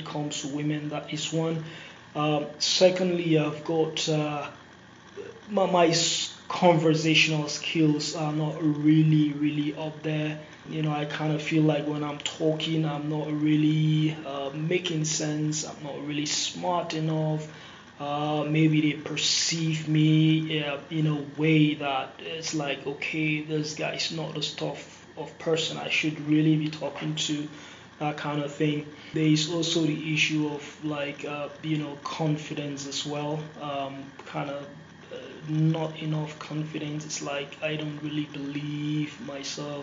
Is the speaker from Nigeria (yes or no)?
yes; Nigeria; moved away as an adult; now in United States; I'm originally from Nigeria and currently residing in the US. I came here for college.